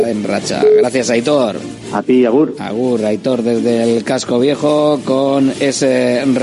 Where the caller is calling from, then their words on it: Bilbao, Basque Country, Spain; Hola, muy buenas. ¿Quién eres? ¿Qué tal? … de Bilbao. Feliz año.